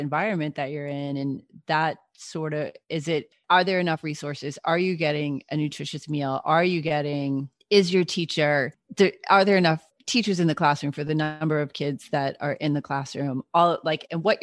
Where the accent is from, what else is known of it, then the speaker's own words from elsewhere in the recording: New York, United States; one of the things that I was the most proud of as a New Yorker was to be able to vote for the mayor of New York